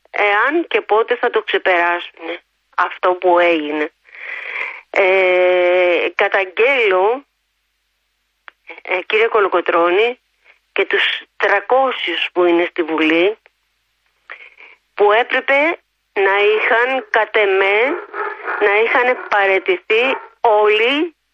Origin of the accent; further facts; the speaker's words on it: Greece; γιατί την αγαπάω την πατρίδα μου